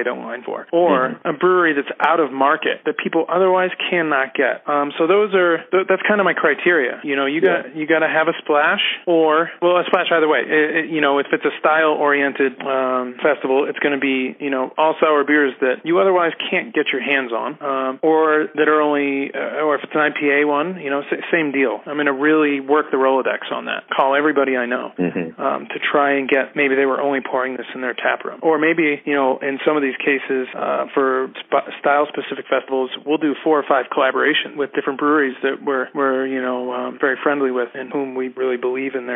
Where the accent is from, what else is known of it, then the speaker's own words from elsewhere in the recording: Massachusetts, United States; moved away as an adult; now in Denver, United States; I'm originally from Massachusetts